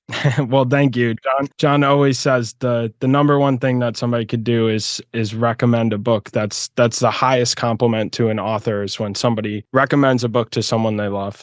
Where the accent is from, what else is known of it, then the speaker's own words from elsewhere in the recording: Midwest, United States; now in Florida, United States; I grew up in the Midwest, so I definitely know what it's like to uh, to go through a harsh winter. But yeah, now I live in Florida